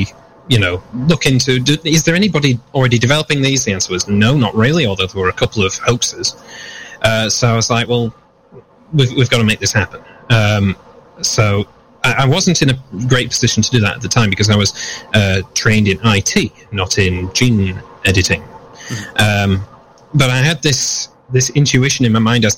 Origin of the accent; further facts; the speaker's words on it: United Kingdom; moved away; I'm coming from the United Kingdom originally, where I started up this idea of Vulpine Designs